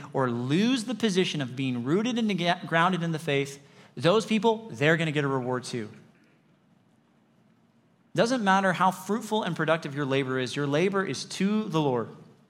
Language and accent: English; Lake Arrowhead, California, United States; I grew up in the mountains. I grew up in Lake Arrowhead, and I learned to drive in the mountains on those crazy, turny, twisty, switchbacky roads.